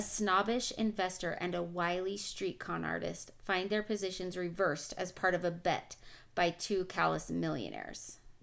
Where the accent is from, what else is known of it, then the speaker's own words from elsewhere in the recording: United States; I am an American